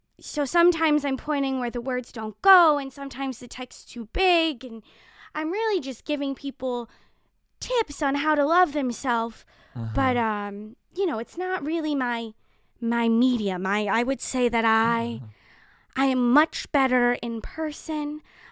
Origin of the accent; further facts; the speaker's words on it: Calabasas, California, United States; I was born and raised in Calabasas, California.